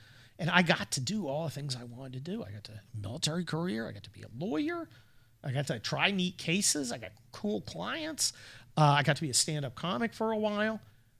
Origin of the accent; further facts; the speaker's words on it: San Mateo, California, United States; I grew up in San Mateo.